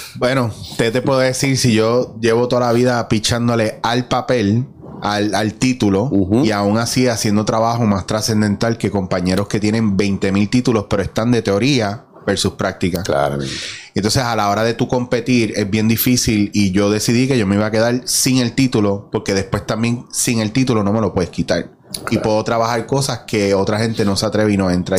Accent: Mayagüez, Puerto Rico; moved away; also born or lived in San Juan; yo soy de Mayagüez, Cabo Rojo

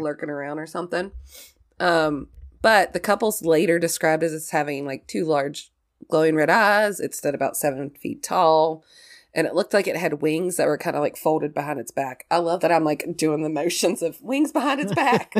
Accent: Southern West Virginia, United States; accent: hick

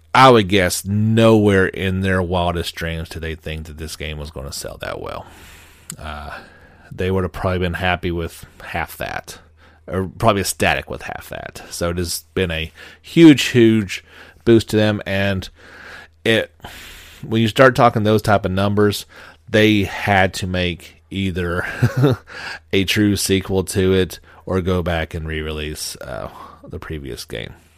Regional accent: United States; being an American

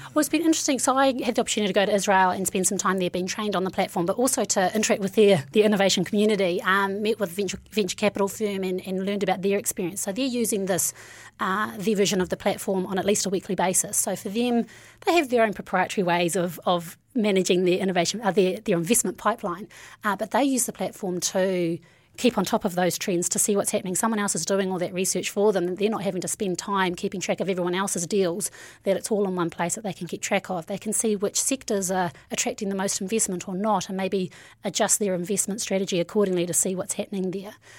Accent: New Zealand; I'm from Naroa here, and my journey really starts there. Um, uh, growing up in, you know, a small, somewhat rough town.

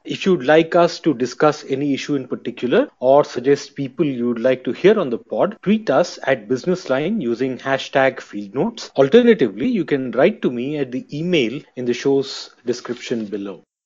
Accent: near Trichy, Tamil Nadu, India; I come from the south. I come from Tamil Nadu, near Trichy

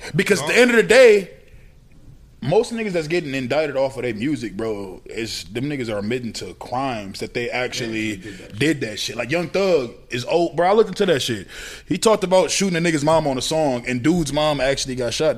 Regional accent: Minnesota, United States; I'm from Minnesota

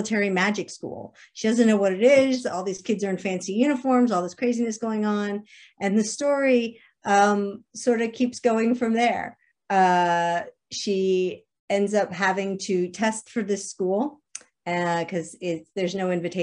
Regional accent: Alexandria, Virginia, United States; moved away as an adult; also born or lived in Nashville, Tennessee; I grew up in Alexandria, Virginia, spent a lot of time in Massachusetts

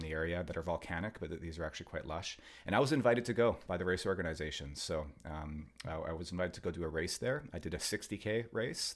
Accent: Vancouver, British Columbia, Canada; growing up in Vancouver here

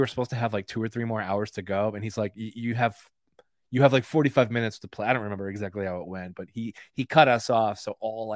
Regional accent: Nyack, New York, United States; now in New York City, United States; When I was living in like Nyack

